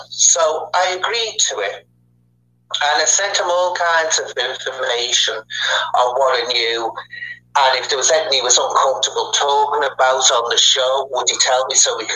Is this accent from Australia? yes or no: no; Liverpool, North West England, United Kingdom; me and Sean come from the same county, Merseyside, and he comes from the Wirral, and I come from Liverpool.